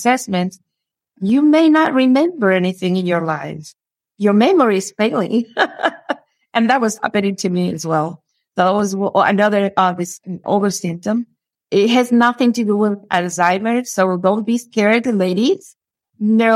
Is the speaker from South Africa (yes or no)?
no; Cuba; moved away as an adult; now in Houston, United States; I'm originally from Cuba. And in my country, I used to work with people a lot